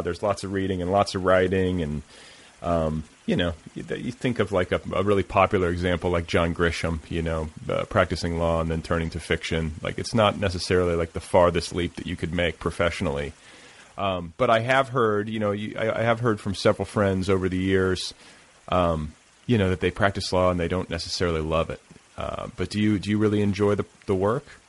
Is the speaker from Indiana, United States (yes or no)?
yes; Indiana, United States; moved away; I grew up in the Midwest and uh, in Indiana, just up the road